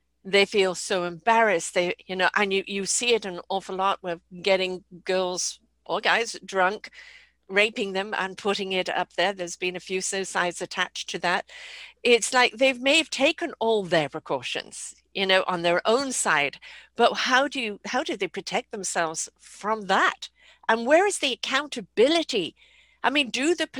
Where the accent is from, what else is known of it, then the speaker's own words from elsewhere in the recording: United Kingdom; I'm British